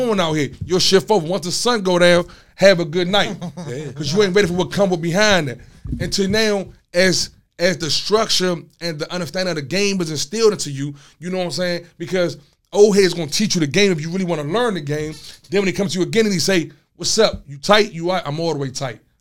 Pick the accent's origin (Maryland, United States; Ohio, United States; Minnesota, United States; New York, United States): Maryland, United States; Landover; coming up in my hood, you know, my hood, I'm from Landover. I'm from Kenland.